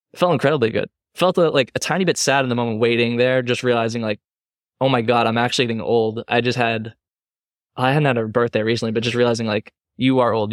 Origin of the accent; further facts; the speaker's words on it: Massachusetts, United States; I grew up in Mass and I have family down in Connecticut